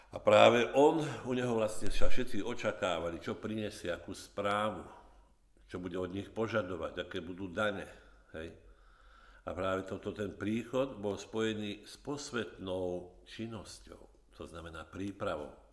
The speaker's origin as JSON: {"language": "Slovak", "area": "Orava", "region": "Žilina Region", "country": "Slovakia", "tie": "born or raised there", "moved": "yes", "said": "keď som ešte bol doma na Orave"}